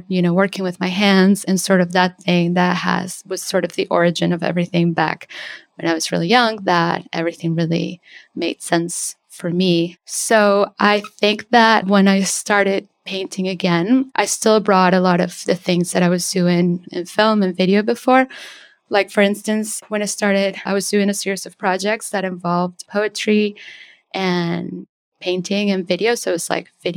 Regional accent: Venezuela; now in New York City, United States; I'm an abstract painter based in New York City, but I'm originally from Venezuela

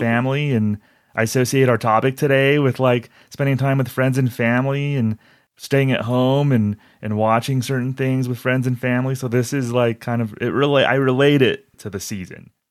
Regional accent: Albuquerque, New Mexico, United States; I'm from Albuquerque

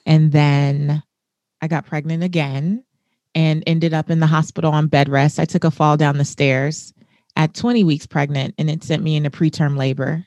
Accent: Los Angeles, California, United States; I grew up in South Central Los Angeles in not the best neighborhood

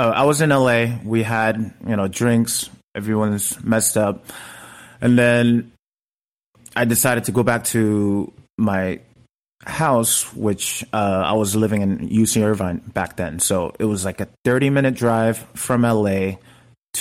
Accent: South Korea; now in Los Angeles, United States; I was this kid from Korea

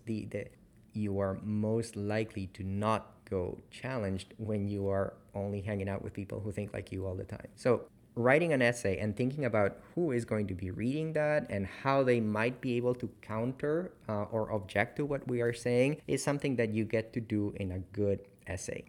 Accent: Peru; also born or lived in Canada; now in Chapel Hill, United States; I'm from Peru

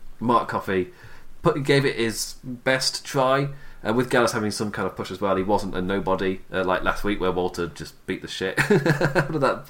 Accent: Nottingham, East Midlands, United Kingdom; I'm from Nottingham

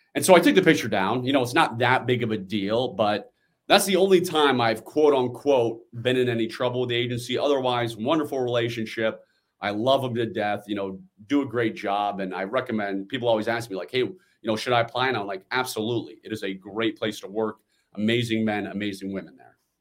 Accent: Washington, District of Columbia, United States; I'm born and raised in the Washington, D C area

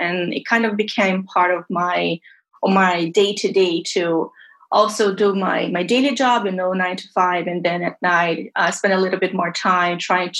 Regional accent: Brazil; English is a second language; now in Tampa, United States; I'm originally from Brazil, although I live in Tampa, Florida

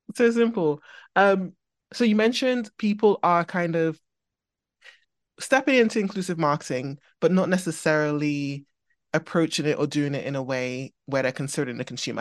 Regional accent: Trinidad & Tobago; now in England; I grew up in Trinidad

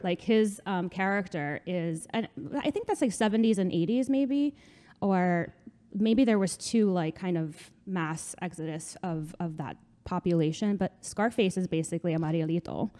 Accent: North Bergen, New Jersey, United States; I am from North Bergen.

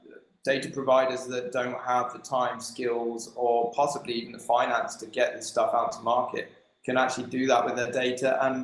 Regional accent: United Kingdom; We're British, after all, right?

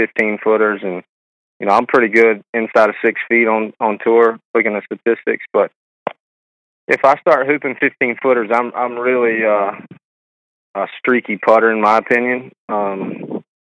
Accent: Aiken, South Carolina, United States; us Woodside boys over there growing up in the Woodside

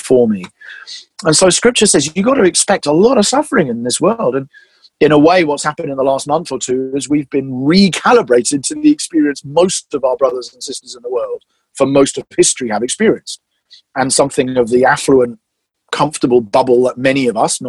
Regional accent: England, United Kingdom; as I'm English

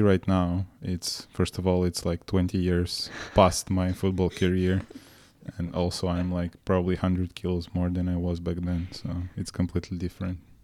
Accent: Moldova; moved away; I was born and raised in Moldova

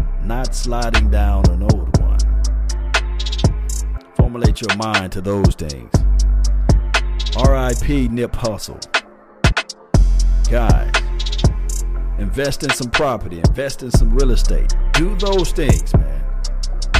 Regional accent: Mississippi, United States; I'm from Mississippi

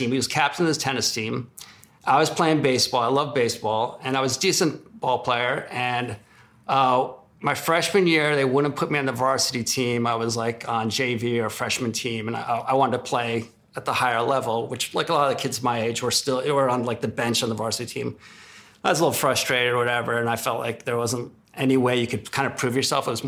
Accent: Newark, New Jersey, United States; Don't tell these people we're from Newark, New Jersey.

